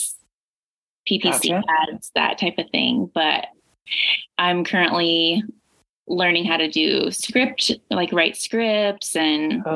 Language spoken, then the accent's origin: English; Columbus, Indiana, United States; moved away as an adult; also born or lived in Louisiana / Boston; now in Austin, United States; I grew up in Columbus, which is like an hour south of Indy.